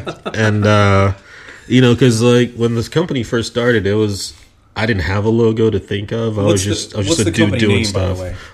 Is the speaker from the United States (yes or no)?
no; Nigeria; accent: American; I'm from Nigeria, son. It's hard. I sound American, but I'm not.